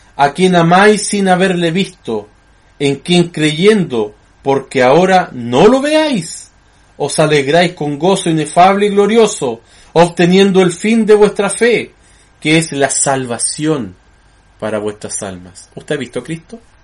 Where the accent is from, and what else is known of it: Chile